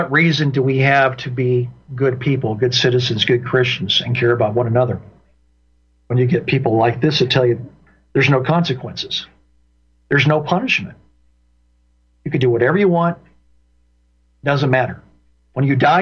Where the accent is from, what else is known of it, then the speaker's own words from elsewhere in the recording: Indiana, United States; moved away; my home state of Indiana